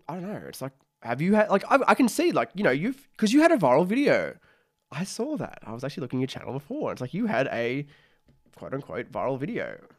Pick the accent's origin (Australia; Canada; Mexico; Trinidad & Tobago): Australia; I'm an Australian, who's making content